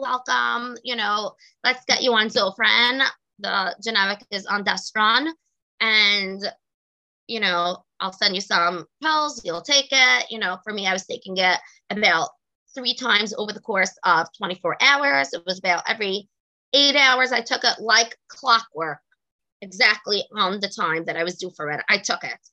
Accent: New York City, New York, United States; I grew up, was born and bred in Brooklyn, New York.

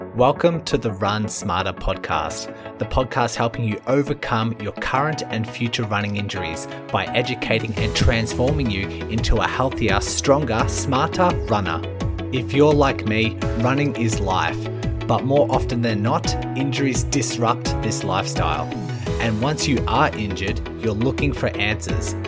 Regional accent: Melbourne, Victoria, Australia; I am from Melbourne, Australia

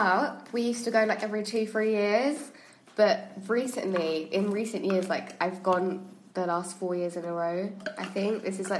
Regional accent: England, United Kingdom; I was born here.

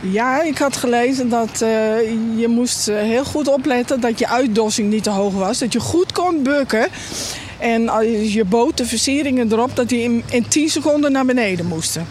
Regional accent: Friesland, Netherlands; ik ben een echte Fries

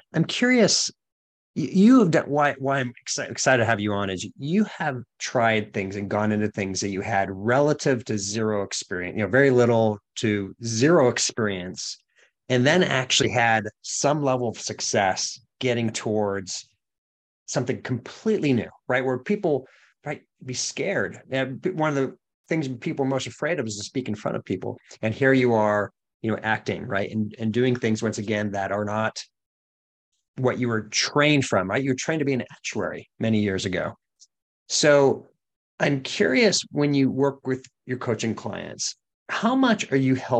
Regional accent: Boston, Massachusetts, United States; now in Oregon, United States; I was from Boston originally. And it's … get over here. You know, park the car around the corner. You know, that's how we used to talk.

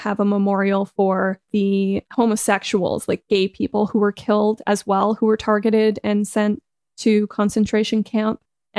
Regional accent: Canada; now in Germany; I come from Canada

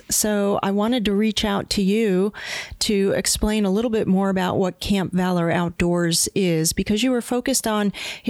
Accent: Pennsylvania, United States; I'm originally from Pennsylvania.

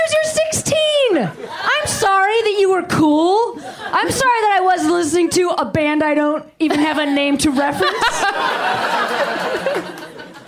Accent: Chicago, Illinois, United States; I'm from Chicago.

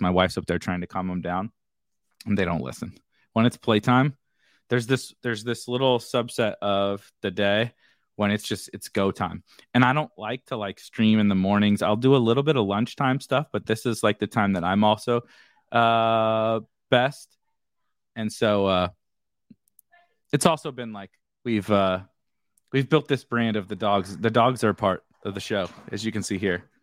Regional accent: St. Louis, Missouri, United States; I'm born and raised in Saint Louis

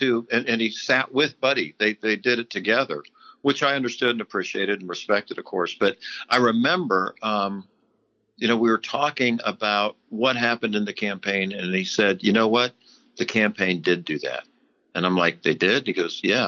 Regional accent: Florida, United States; my hometown

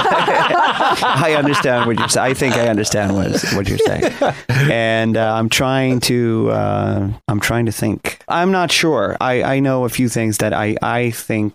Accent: Sweden; I come from Sweden, and I grew up listening to a lot of Swedish folk music

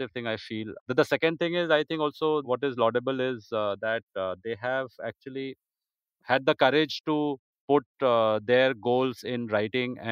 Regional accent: India; an Indian football lover

